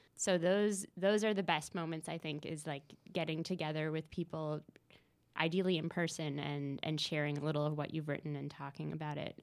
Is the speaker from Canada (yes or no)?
yes; Newfoundland and Labrador, Canada; moved away as an adult; now in Montreal, Canada; I'm from Newfoundland